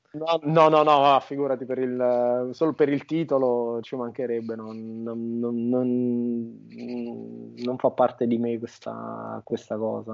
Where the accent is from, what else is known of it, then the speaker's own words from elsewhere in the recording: Montecalvo Irpino, Campania, Italy; moved away as an adult; now in Scotland; Io sono campano eh, di un piccolo paesino che si chiama Monte Calvo Irpino, piccolissimo, di 3.000 abitanti, in provincia di Avellino, in Campania